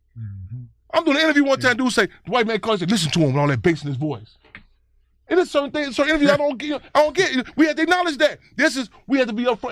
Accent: Chicago, Illinois, United States; I grew up in Chicago

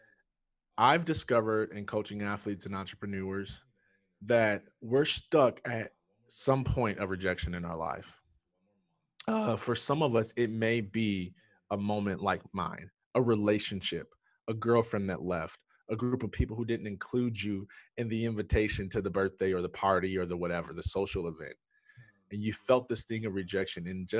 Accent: Jackson, Michigan, United States; I was born and raised in Jackson, Michigan

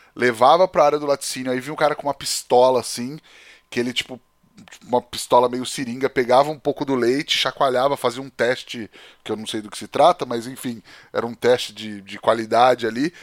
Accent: Penápolis, São Paulo, Brazil; eu cresci em Penápolis, né, no interior de São Paulo, aqui mais para trás de Bauru

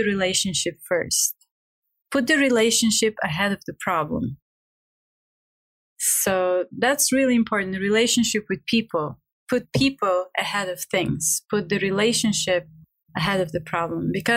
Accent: Bulgaria; English is a second language; moved away; I'm from Bulgaria. English is my not even second language, is my third language.

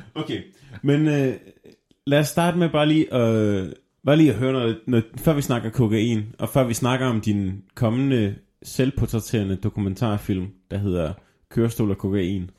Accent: Southern Jutland, Southern Denmark, Denmark; moved away; jeg er jo fra Sønderjylland

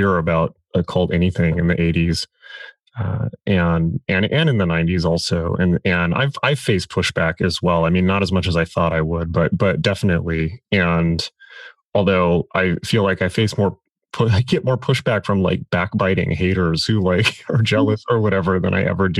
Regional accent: San Diego, California, United States; I grew up in San Diego, and I was born there

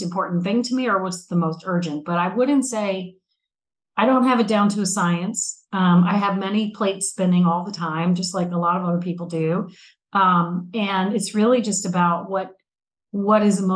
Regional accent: Newark, Delaware, United States; I grew up in Newark, Delaware, which is the home of University of Delaware

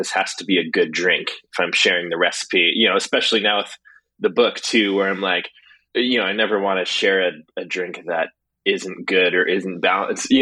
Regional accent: Portland, Oregon, United States; I'm from Portland, Oregon

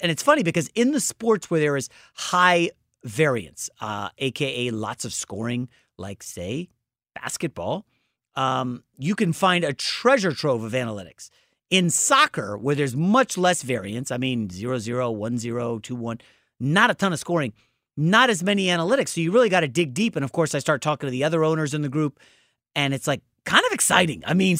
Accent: Northeast, United States; I came from the East Coast. I spent my entire life in basically the Northeast.

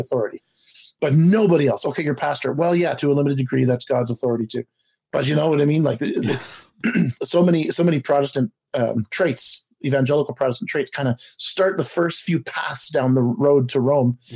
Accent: Montreal, Quebec, Canada; I was born in Montreal to two parents

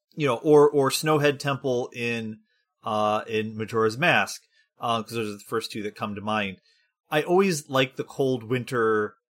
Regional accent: Michigan, United States; I'm from Michigan

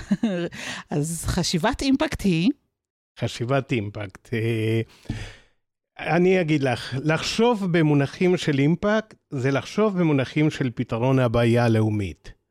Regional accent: Argentina; now in Israel; אז למי שכבר זיהה, ארגנטינאי

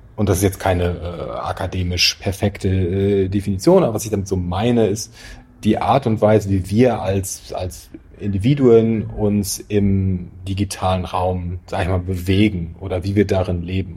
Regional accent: North German Plain, Northern Germany, Germany; ich bin halt auf dem Land aufgewachsen, irgendwo in, in der norddeutschen Tiefebene, wo es mehr Kühe als Menschen gibt

